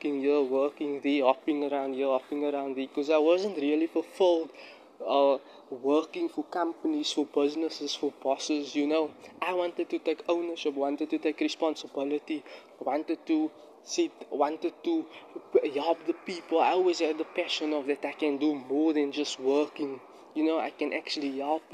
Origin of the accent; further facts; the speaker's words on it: Cape Town, Western Cape, South Africa; I'm in my area in Bellville, in my hometown where I'm currently situated, South Africa, Cape Town.